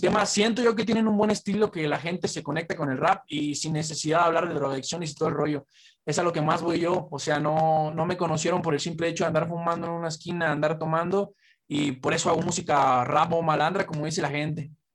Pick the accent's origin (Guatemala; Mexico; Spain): Mexico; Zamora, Michoacán; yo soy de Zamora. La mayor parte del crew, bueno, todo el crew es de aquí de Jacona y yo soy de Zamora.